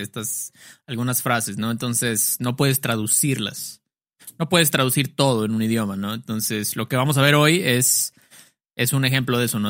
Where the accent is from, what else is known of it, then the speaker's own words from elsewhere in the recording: Mexico; decimos mucho en México